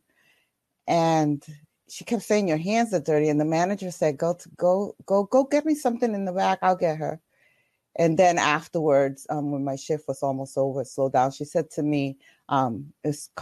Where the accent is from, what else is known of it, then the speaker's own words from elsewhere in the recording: Boston, Massachusetts, United States; also born or lived in New York; I was raised in Roxbury, Mass, early 70s, Mission Hill Projects